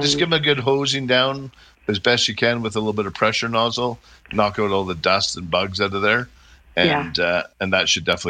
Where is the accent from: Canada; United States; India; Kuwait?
Canada; Airdrie, Alberta; Yeah, and I'm from Airdrie.